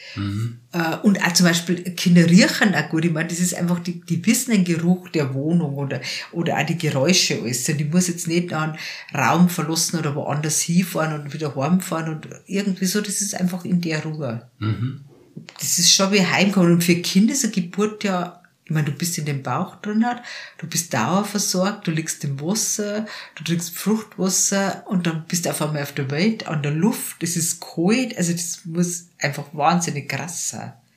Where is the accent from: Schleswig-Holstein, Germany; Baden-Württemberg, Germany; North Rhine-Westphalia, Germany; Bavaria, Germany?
Bavaria, Germany; near Passau; ich bin jetzt in der Einöde aufgewachsen, also so einen halben Kilometer weg vom nächsten Haus, am Waldrand